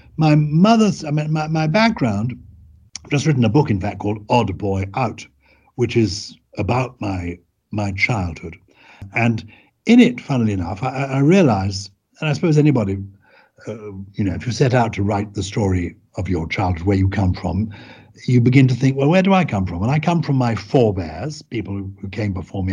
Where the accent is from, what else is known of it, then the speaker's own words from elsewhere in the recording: London, United Kingdom; also born or lived in Germany; came back to live in London because my father was a, a solicitor and he earned his living as a solicitor. And so I was brought up really in London all my life